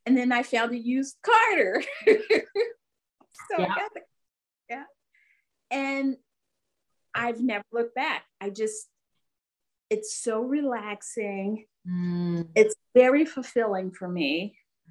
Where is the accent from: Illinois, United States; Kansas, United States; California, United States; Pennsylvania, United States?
Pennsylvania, United States; Philadelphia; moved away as an adult; also born or lived in northwest Indiana near Chicago; now in Fort Wayne, United States; I grew up and lived in Philadelphia all my life until I met my husband